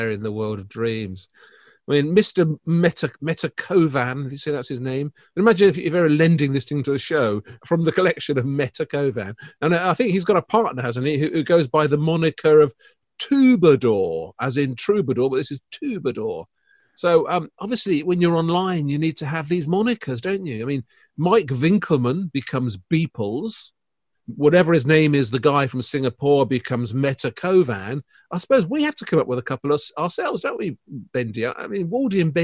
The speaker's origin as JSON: {"language": "English", "town": "Reading", "region": "South East England", "country": "United Kingdom", "tie": "born or raised there", "said": "my hometown of Reading"}